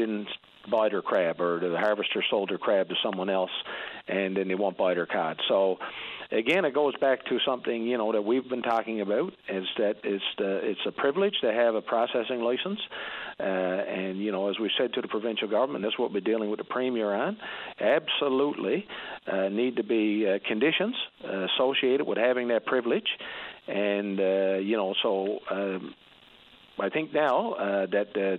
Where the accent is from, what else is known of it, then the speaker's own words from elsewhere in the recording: Labrador Straits, Newfoundland and Labrador, Canada; moved away; I'm from the Labrador Straits area